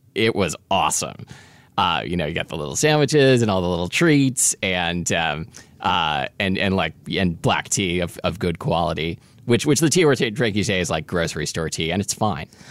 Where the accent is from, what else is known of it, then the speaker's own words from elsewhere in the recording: Portland, United States; we would get stash tea sometimes growing up in Portland